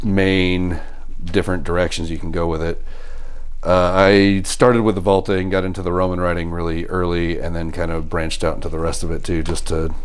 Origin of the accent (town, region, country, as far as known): Colorado, United States; born or raised there; also born or lived in Kentucky